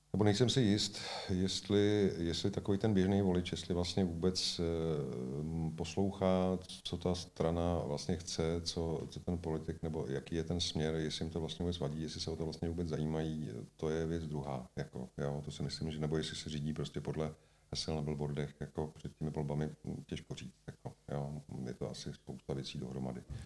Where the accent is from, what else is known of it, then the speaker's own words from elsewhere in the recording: Czechia; jsem tady prostě celý život v České republice